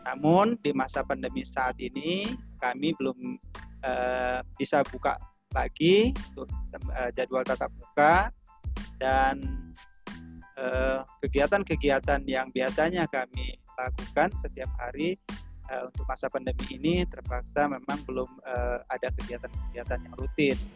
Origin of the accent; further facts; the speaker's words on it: South Sumatra, Indonesia; now in Sukabumi, Indonesia; saya asli dari Sumatera Selatan, kemudian saat ini kami berada di Sukabumi.